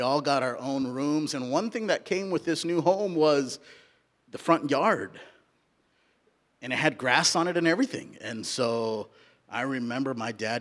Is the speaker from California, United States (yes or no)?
yes; Southern California, United States; also born or lived in India; now in Roseburg, United States; I was born in India and I grew up in Southern California